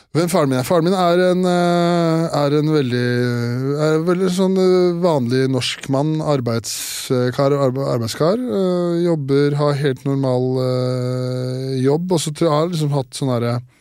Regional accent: Årnes, Akershus, Norway; moved away; jeg er fra Årnes

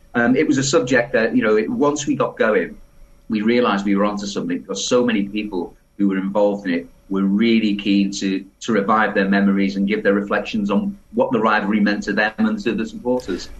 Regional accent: Liverpool, North West England, United Kingdom; I was born in Liverpool.

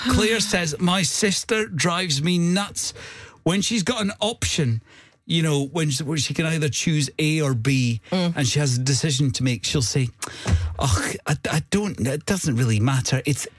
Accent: Hawick, Scotland, United Kingdom; Because in Hoyk, where we grew up in Hoyk, there was a Princess Street.

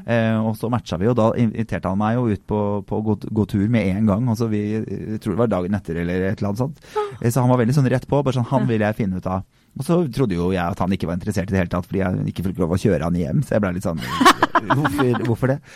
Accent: Drammen, Buskerud, Norway; jeg er jo fra Drammen

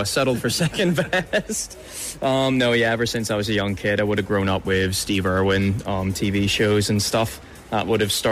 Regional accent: just south of Belfast, Northern Ireland, United Kingdom; moved away as an adult; now in Australia; I'm from just south of Belfast

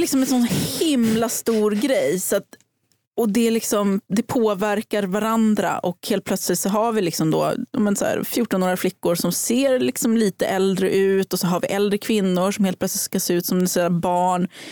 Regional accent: Hudiksvall, Gävleborg County, Sweden; moved away; jag kom från Hudiksvall, där super man tre gånger i veckan

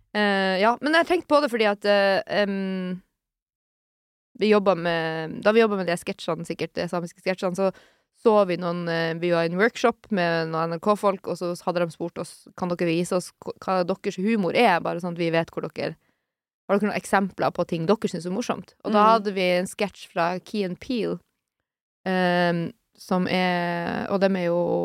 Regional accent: Sør-Varanger, Finnmark, Norway; Sør-Varanger kommune, der jeg er fra

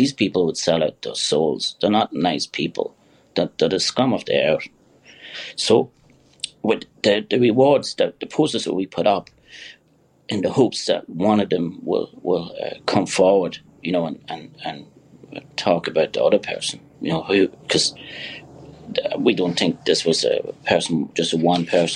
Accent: Kilkerley, Leinster, Ireland; now in New York, United States

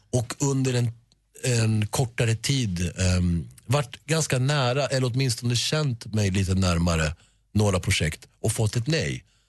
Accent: Sweden; Sverige är mitt hemland och det är här jag bor och det är här mina vänner bor

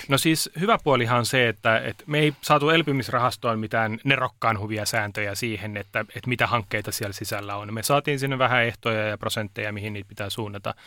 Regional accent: Turku, Southwest Finland, Finland; Mä oon Turusta kotoisin

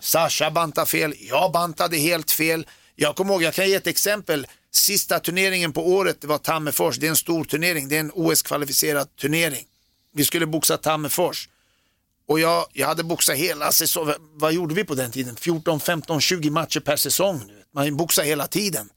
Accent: Sweden; moved away as an adult; also born or lived in United States / Germany; jag är född i Sverige

